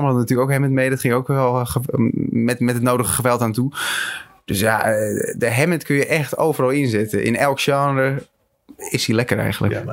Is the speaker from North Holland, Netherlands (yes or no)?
yes; Schagen, North Holland, Netherlands; Ik kom uit Schagen en daar had je een muziekcentrum. Daar kreeg ik muziekles en daar heb ik, ben ik mijn, eigen, mijn eerste bandjes begonnen.